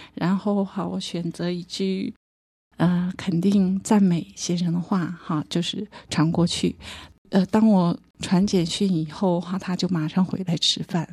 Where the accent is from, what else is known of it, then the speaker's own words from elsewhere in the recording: Harbin, Heilongjiang, China; accent: standard Mandarin; moved away as an adult; now in Taiwan; 我是大陆哈尔滨人，一九 九五年从哈尔滨嫁到台湾来，我在大陆没有什么信仰，来台湾因婆家是个大家庭